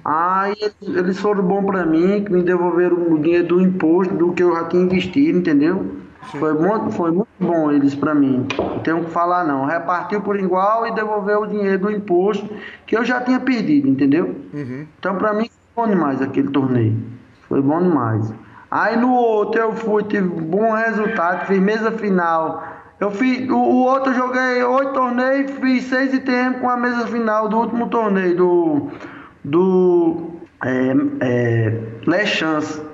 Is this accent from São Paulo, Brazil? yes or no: no; Marizá, near Mossoró, Rio Grande do Norte, Brazil; onde eu nasci, o Marizá, aqui em Mossoró, onde eu convivo